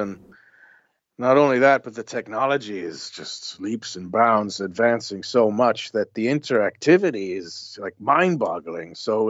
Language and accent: English; west coast, Ireland; also born or lived in New Jersey, United States; we decided to go back to my mom's hometown, which is in the west coast of Ireland, a place